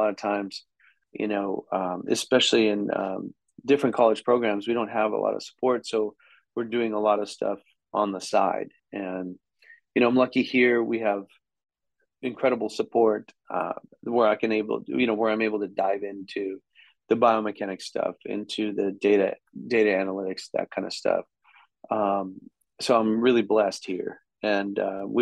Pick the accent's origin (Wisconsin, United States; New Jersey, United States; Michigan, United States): Wisconsin, United States; I came from Wisconsin